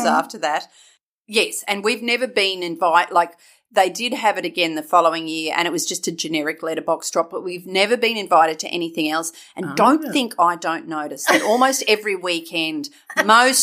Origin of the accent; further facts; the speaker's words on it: Australia; in Australia, our rugby league players are notoriously poorly behaved